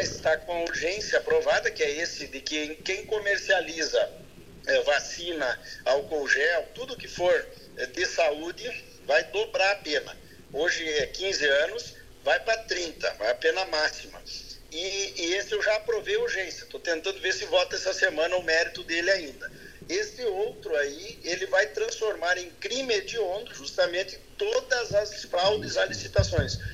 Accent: Palmeira das Missões, Rio Grande do Sul, Brazil; na minha terra natal, né, Palmeira das Missões

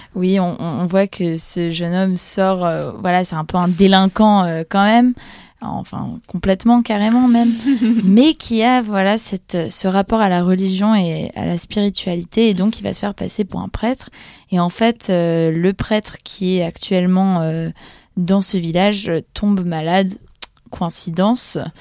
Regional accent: Poland; en tant que polonaise

